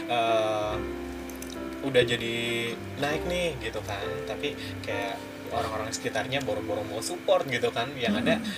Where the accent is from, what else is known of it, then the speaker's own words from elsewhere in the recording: Cirebon, West Java, Indonesia; kan sama asalnya saya dari Cirebon